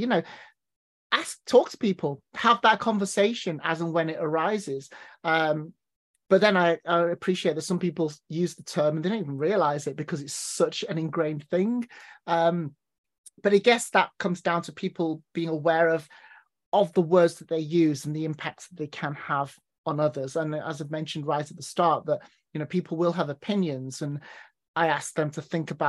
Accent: North West England, United Kingdom; I mean, I'm originally from Cheshire, bordering Manchester. So mate is the word that everyone throws around.

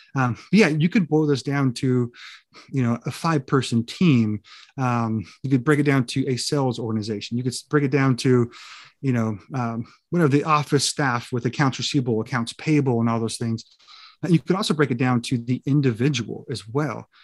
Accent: California, United States; I grew up in California

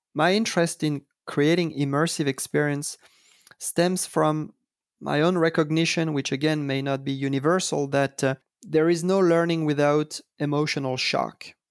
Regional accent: Paris, Île-de-France, France; I was, uh, born and raised in Paris

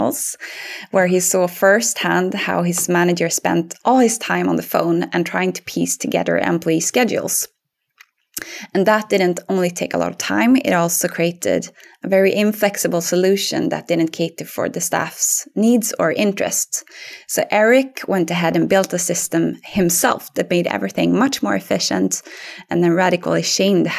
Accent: Linköping, Östergötland, Sweden; accent: Östgötska; English is a second language; moved away; I'm originally from Linköping in Sweden, which you might not tell from my accent now since I speak English, but I have some Östgötska in it if we would speak Swedish.

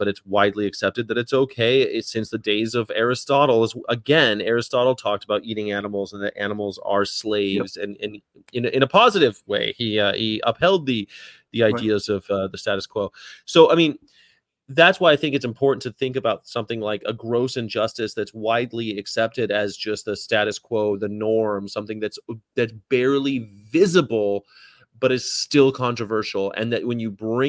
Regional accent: United States; also born or lived in Las Vegas; speaking as an American

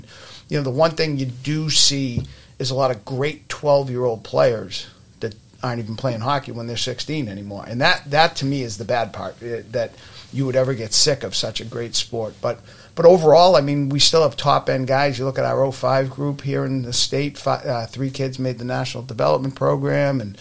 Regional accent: Winthrop, Massachusetts, United States; grew up in Winthrop

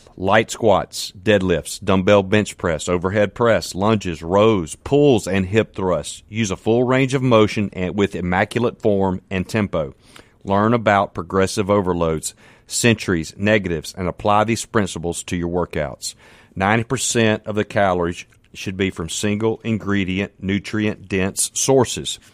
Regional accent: Canton, Mississippi, United States; I'm from Canton, Mississippi. Man, I'm just a country boy

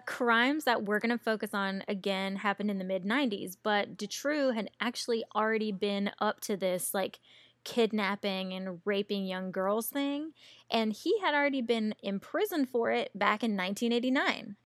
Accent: American South, Southern United States, United States; accent: Americanized Southern; my Americanized Southern accent

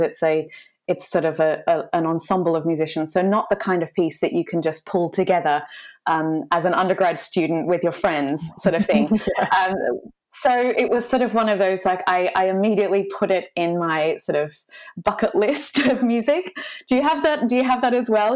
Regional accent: Australia; moved away as an adult; now in London, United Kingdom; I'm an Australian mezzo soprano. I'm based in London. Uh, I've been here for about six years

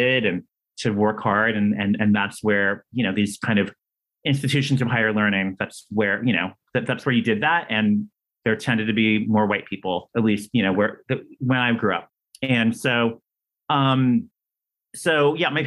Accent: Downey, California, United States; I grew up in Downey, which is a suburb

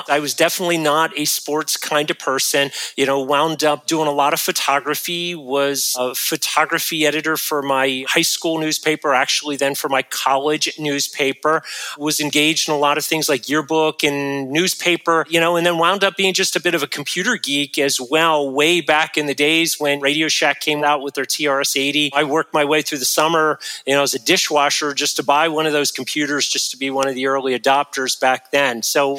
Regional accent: Meadowbrook, Pennsylvania, United States; I was born outside of Philadelphia, Pennsylvania, a town called Meadowbrook, Holy Redeemer Catholic Hospital, which interestingly, my family moved out from Philly into the suburbs when I was in grade school, and we wound up living about 2 miles from that hospital.

